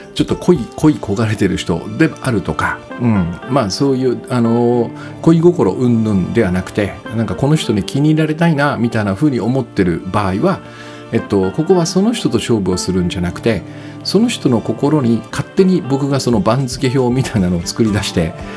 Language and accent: Japanese; Kitakyushu, Fukuoka, Japan; also born or lived in Minami-Osawa, Hachioji, Tokyo; now in Hachioji, Japan; 北九州の生まれなんで